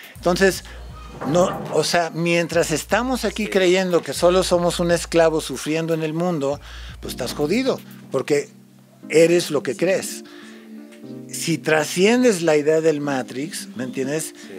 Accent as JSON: {"language": "Spanish", "town": "San Luis Río Colorado", "region": "Sonora", "country": "Mexico", "tie": "born or raised there", "also_born_or_lived": "United States", "second_language": "Spanish", "said": "como vivía allá, nunca estudié en México hice mi primaria, mi secundaria y universidad en Estados Unidos, entonces nunca aprendí español"}